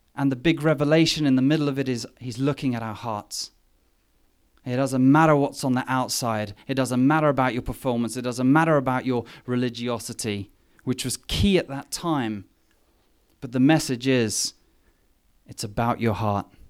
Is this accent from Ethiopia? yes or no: no; England, United Kingdom; moved away; me being English